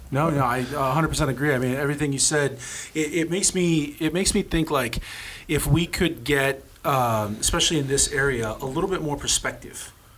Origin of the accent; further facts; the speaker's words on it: Norfolk, Nebraska, United States; also born or lived in Los Angeles; we came from Norfolk in you know I, I, was born in 80, we were born in 80, so we had the 80s and the 90s in a small town.